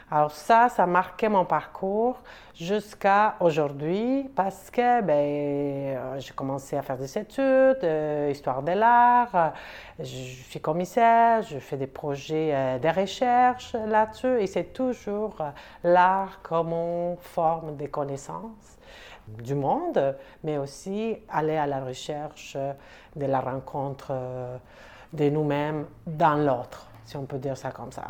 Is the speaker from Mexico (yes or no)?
yes; Mexico City, Mexico; French is a second language; moved away as an adult; now in Montreal, Canada; Je viens du Mexique. Je suis originaire surtout de la ville de Mexico, qui c'est une grande ville